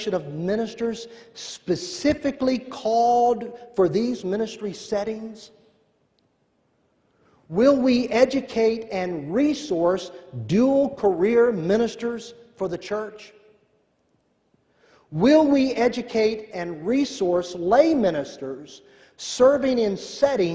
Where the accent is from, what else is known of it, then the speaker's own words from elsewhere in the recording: Tennessee, United States; I'm from Tennessee.